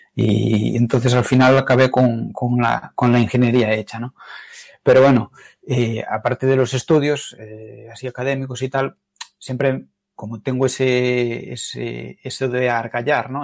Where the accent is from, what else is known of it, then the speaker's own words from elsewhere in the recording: Galicia, Spain; como los gallegos decimos